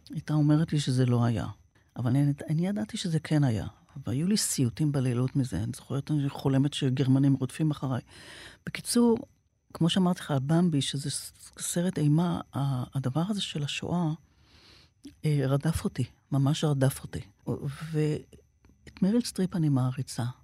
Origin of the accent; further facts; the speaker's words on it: Haifa, Haifa District, Israel; גדלתי באזור שבו היו, בחיפה, המון המון ניצולי שואה.